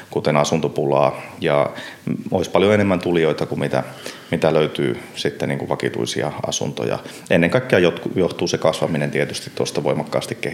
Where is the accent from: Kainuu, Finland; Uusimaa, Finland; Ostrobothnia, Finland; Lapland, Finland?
Lapland, Finland; Kyllä, ihan ehdottomasti olen lappilainen, joka käy Helsingissä töissä.